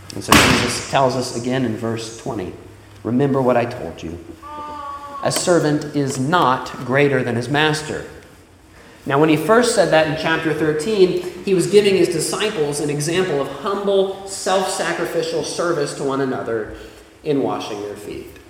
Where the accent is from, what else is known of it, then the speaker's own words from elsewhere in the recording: Florida, United States; moved away; in my hometown. Now, down in Florida